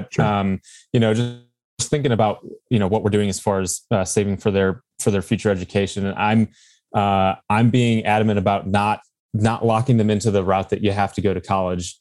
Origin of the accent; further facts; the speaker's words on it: Chicago, Illinois, United States; moved away as an adult; also born or lived in Michigan; now in Las Vegas, United States; Both my wife and I are from Chicago area. So the western suburbs of Chicago.